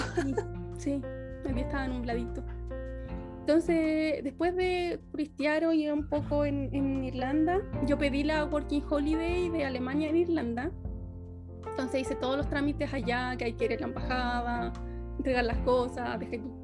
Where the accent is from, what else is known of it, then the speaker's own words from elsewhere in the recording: Angol, Araucanía, Chile; moved away as an adult; also born or lived in Santiago, Chile; now in Düsseldorf, Germany; Yo soy de Chile, soy, soy bioquímica, estudié en Santiago, pero yo soy de Angol, soy del sur de Chile